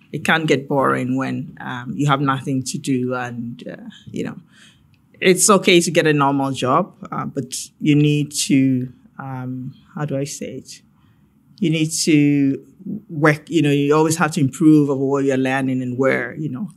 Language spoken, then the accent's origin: English; Ghana; moved away as an adult; growing up in Ghana